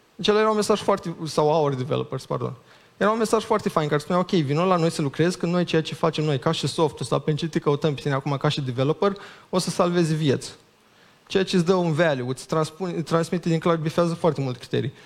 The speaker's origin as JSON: {"language": "Romanian", "town": "Iași", "region": "Iași County", "country": "Romania", "tie": "born or raised there", "also_born_or_lived": "Chișinău", "said": "eu mi-aminteam de când eram mic cum era în Iași"}